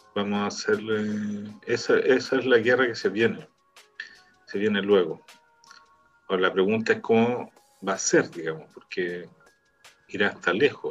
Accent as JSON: {"language": "Spanish", "country": "Chile", "moved": "yes", "lives_now": "Israel", "said": "acá como chileno en Israel"}